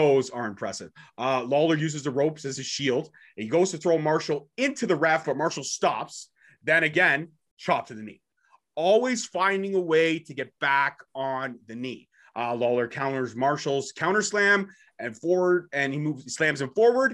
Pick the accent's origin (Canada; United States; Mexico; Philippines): Canada; I'm Canadian born and bred